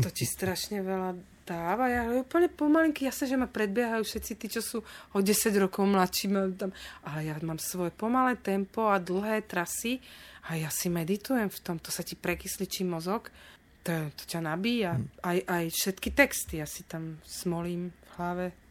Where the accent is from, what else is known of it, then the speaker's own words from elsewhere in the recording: Bratislava, Bratislava Region, Slovakia; also born or lived in Petržalka, Bratislava; ja som z pôvodom z Dubravky